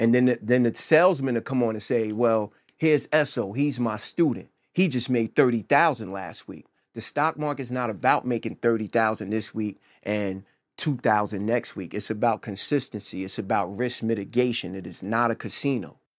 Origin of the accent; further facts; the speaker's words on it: New Jersey, United States; also born or lived in Chicago / Pittsburgh; I'm from Jersey